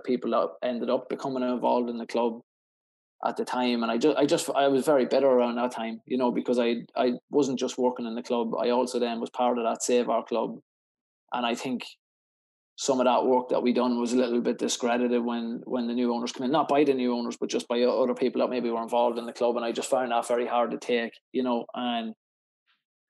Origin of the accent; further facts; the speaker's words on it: Cootehill, County Cavan, Ireland; my hometown of Coot Hill